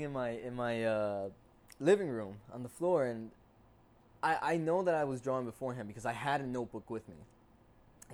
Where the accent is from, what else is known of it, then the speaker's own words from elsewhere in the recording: Passaic, New Jersey, United States; also born or lived in Clifton, New Jersey / Paterson, New Jersey; here in Jersey, in Passaic, New Jersey